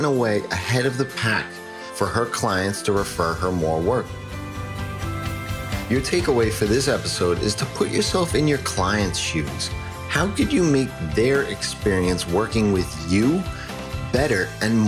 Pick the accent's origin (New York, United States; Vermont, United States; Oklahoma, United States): New York, United States; accent: New York; I got my New York accent.